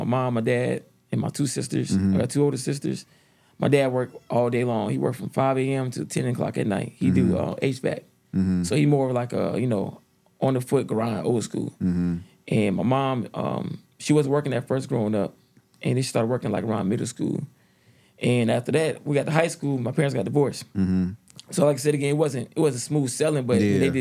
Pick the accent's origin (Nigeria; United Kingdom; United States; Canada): United States; Stone Mountain, Georgia; also born or lived in Decatur, Georgia; Born in Decatur, so you know, so on that side of town, then we moved to close to Stone Mountain, and that's where I played my first year of football